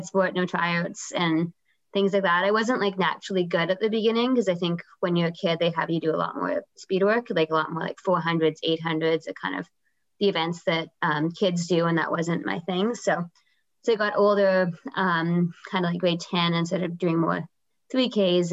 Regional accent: Vancouver, British Columbia, Canada; also born or lived in Guelph, Ontario; I'm from Vancouver. So I grew up here

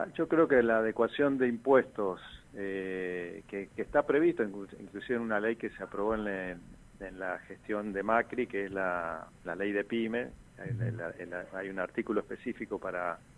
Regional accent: Posadas, Misiones, Argentina; yo soy de Posadas

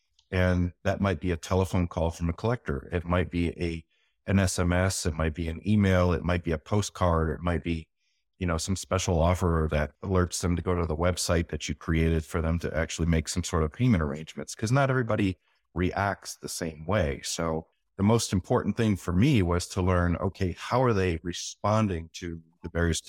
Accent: Michigan, United States; I grew up in Southwest Michigan, basically.

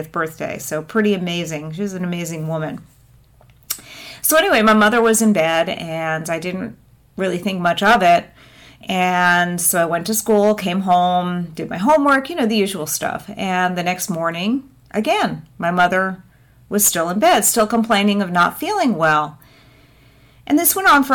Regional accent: New Jersey, United States; now in South Florida, United States; I was born in New Jersey and grew up in New Jersey.

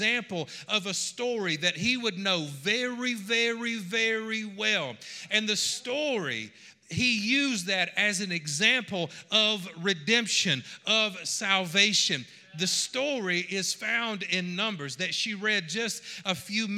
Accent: Georgia, United States; I am from Georgia

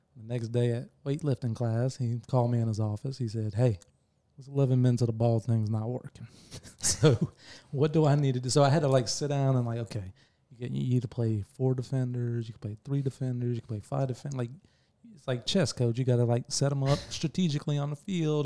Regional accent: Bartow, Florida, United States; I grew up in Bartow in the nineties, early nineties

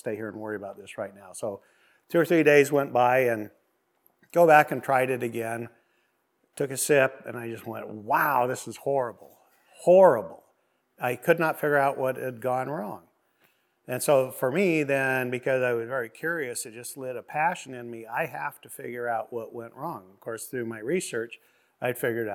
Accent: Burley, Idaho, United States; now in Oregon, United States; I was born in 61 in Burley, Idaho. And my family operated a large ranch

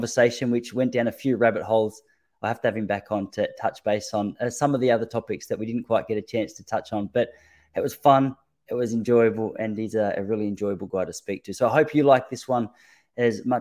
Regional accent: Australia; as an Australian

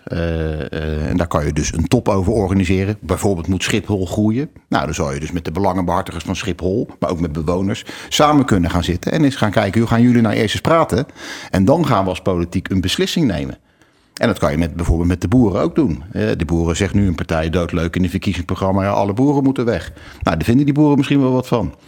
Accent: The Hague, South Holland, Netherlands; Ik kom uit Den Haag

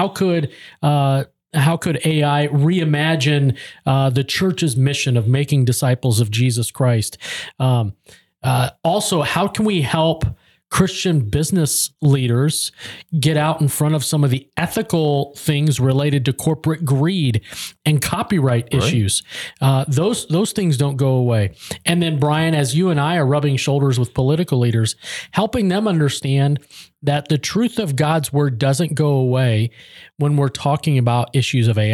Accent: Denver, Colorado, United States; I grew up in Denver, so I'm a big Denver sports guy

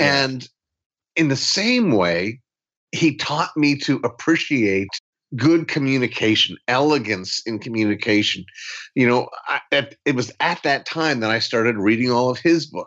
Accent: Ligonier, Pennsylvania, United States; I was raised in Ligonier, Pennsylvania, about an hour southeast of Pittsburgh.

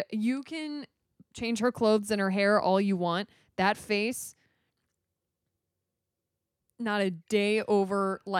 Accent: Shawnee Mission, Kansas, United States; born or raised there

